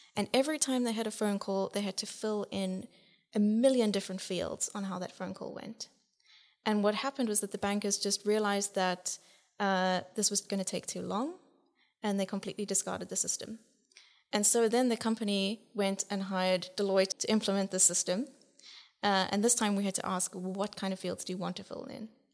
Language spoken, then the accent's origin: English; South Africa; moved away as an adult; now in Netherlands; from my accent, you can probably, yes, I'm from the southern country in Africa.